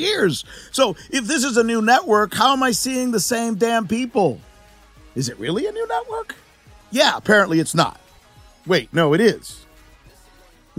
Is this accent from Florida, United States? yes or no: yes; Miami, Florida, United States; My hometown team, the Miami Hurricanes